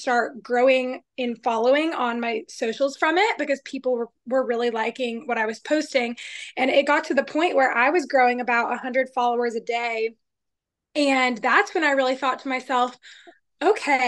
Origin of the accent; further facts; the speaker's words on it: Georgia, United States; also born or lived in Arizona; born in Arizona, but grew up in Georgia. So I'm a Georgia girl